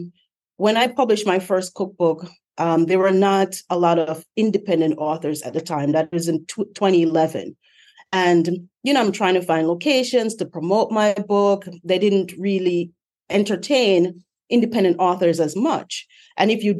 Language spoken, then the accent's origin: English; Montego Bay, Saint James, Jamaica; moved away as an adult; now in United States; I'm from Montego Bay, Jamaica